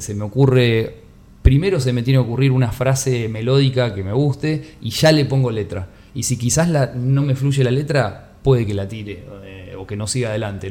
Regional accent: Buenos Aires Province, Argentina; mi infancia, bueno, pasó en Aedo, que es, en el Gran Buenos Aires

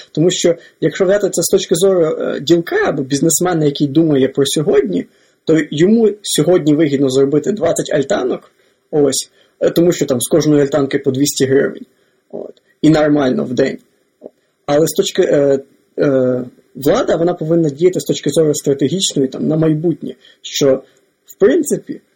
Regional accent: Lviv Oblast, Ukraine; я сам з Львівської області

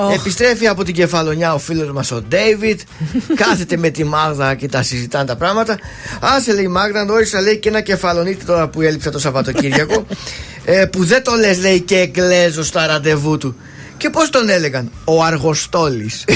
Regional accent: Greece; είμαι από Ελλάδα.

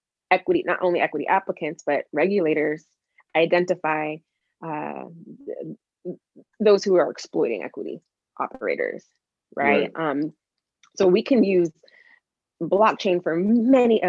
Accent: Portland, Oregon, United States; I was from Portland. I was born here.

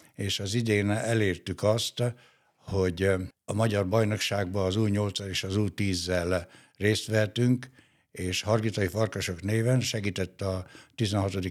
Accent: Gheorgheni, Harghita County, Romania; also born or lived in Dunaújváros, Hungary; now in Hungary; a Gyergyóba, a szülővárosomba

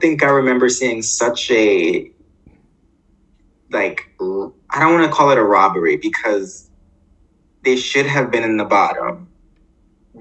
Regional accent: New York City, New York, United States; I grew up in Harlem

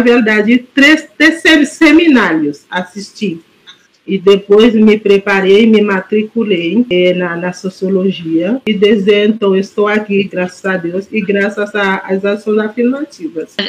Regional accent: Haiti; Portuguese is a second language; moved away as an adult; now in Porto Alegre, Brazil; Eu vim do Haiti, eu entrei em Porto Alegre em março de 2013

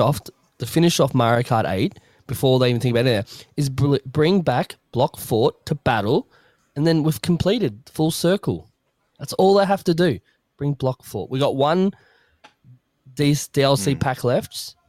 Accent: Australia; I am from Australia.

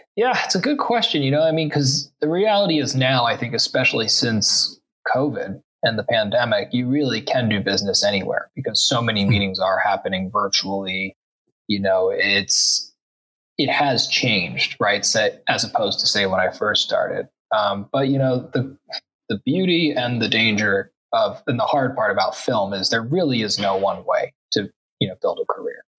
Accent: New York City, New York, United States; moved away as an adult; now in Los Angeles, United States; I grew up in Brooklyn Heights

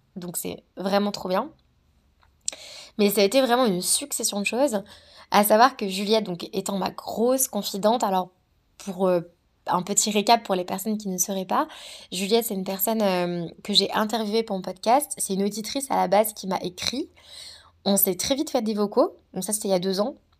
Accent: Savoie, Auvergne-Rhône-Alpes, France; moved away as an adult; also born or lived in New Zealand; je viens de la Savoie, c'est juste magnifique.

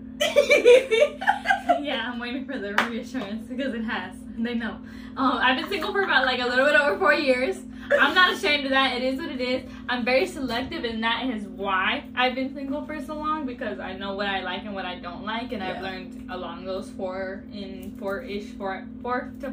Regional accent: Chicago, Illinois, United States; moved away; I was born in Chicago

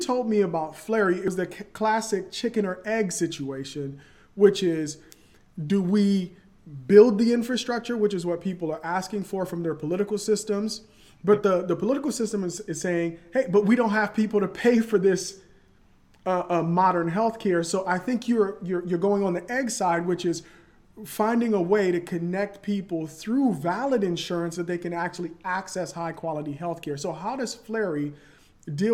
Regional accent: Liberia; moved away; I'm from Liberia

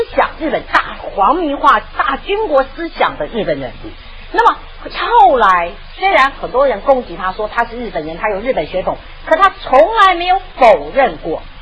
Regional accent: Taiwan; also born or lived in Anhui (ancestry); 我呢，就算是驻台第二代

